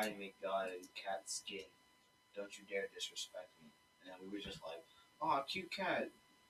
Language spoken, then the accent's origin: English; Camden, New Jersey, United States; I'm 18 years old, and I'm from Camden, New Jersey.